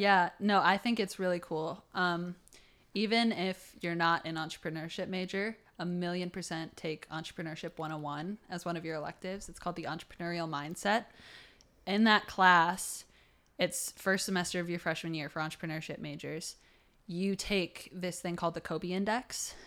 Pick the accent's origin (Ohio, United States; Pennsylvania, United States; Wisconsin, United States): Ohio, United States; Toledo; I'm from Toledo, Ohio